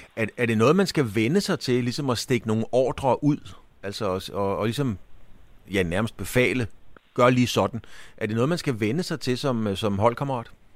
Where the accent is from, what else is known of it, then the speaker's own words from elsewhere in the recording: Bornholm, Capital Region of Denmark, Denmark; jeg er jo fra Bornholm